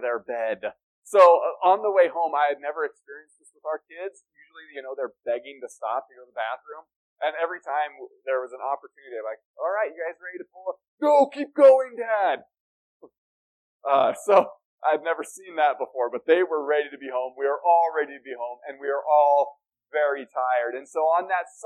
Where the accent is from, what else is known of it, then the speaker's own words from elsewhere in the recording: Denver, Colorado, United States; moved away as an adult; also born or lived in Cheyenne, Wyoming; now in Flagstaff, United States; I grew up in Denver, spent 30 years of my life, 31 years of my life in the North Denver area